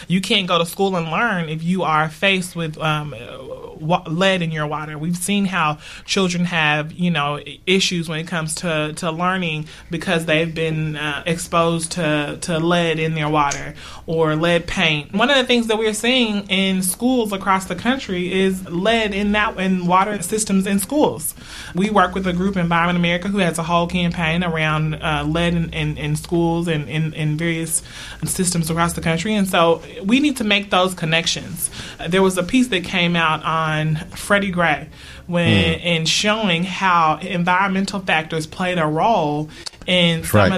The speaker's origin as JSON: {"language": "English", "town": "Newark", "region": "New Jersey", "country": "United States", "tie": "born or raised there", "said": "neither does my home, Newark, mm-hmm. my hometown."}